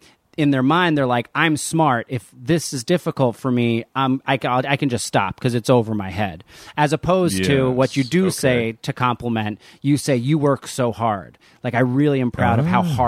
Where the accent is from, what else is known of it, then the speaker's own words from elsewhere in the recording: New Jersey, United States; growing up in Jersey